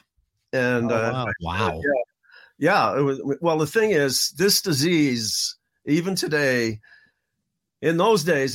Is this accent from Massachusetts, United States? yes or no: yes; Boston, Massachusetts, United States; I grew up in the inner city in Boston, the worst section possible. I grew up in Roxbury